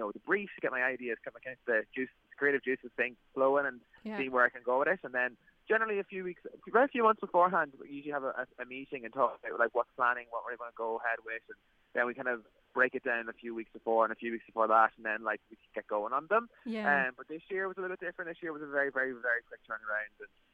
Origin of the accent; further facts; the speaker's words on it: County Louth, Ireland; I'm from Loud